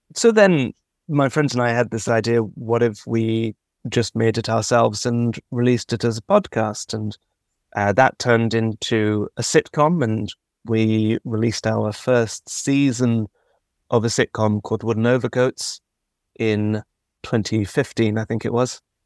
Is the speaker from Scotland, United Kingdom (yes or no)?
no; London, United Kingdom; I'm from London